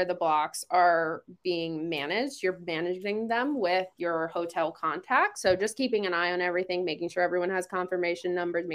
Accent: East Coast, United States; moved away; I am from the East Coast

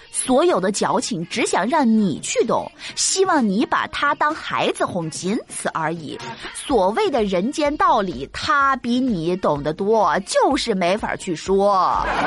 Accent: northern China, China; 作为一个北方人，我七岁的时候呢，第一次去到一家四川餐馆儿

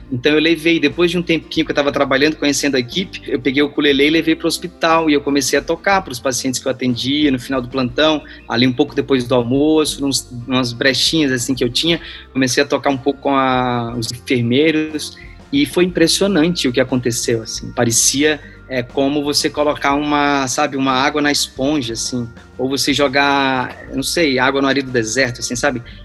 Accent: Natal, Rio Grande do Norte, Brazil; moved away as an adult; now in São Paulo, Brazil; Eu sou de Natal, né? Eu me formei lá e moro aqui em São Paulo há 12 anos.

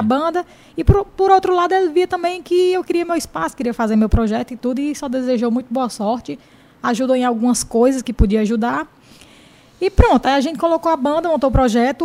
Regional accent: Jaguaribe, Ceará, Brazil; sou de Jaguaribe

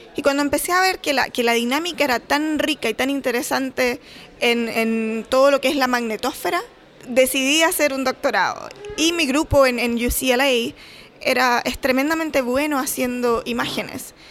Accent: Chile; moved away as an adult; also born or lived in Los Angeles, United States; now in Calgary, Canada; Soy chilena, obviamente, y ahora estoy trabajando en la Universidad de Calgary, en Canadá

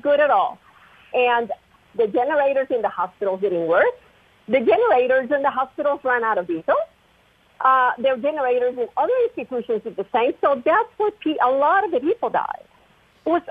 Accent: Puerto Rico; I'm probably from Puerto Rico, actually

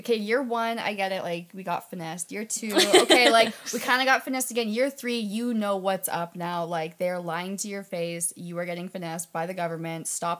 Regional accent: Canada

